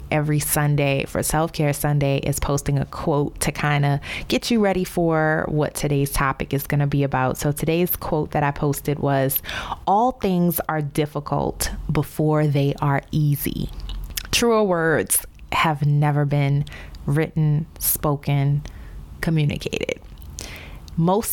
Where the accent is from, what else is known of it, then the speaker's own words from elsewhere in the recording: New Orleans, Louisiana, United States; moved away as an adult; also born or lived in Baltimore / Chicago / Dallas; from my hometown of New Orleans to Baltimore, St. Louis, Chicago, Dallas, and now back to New Orleans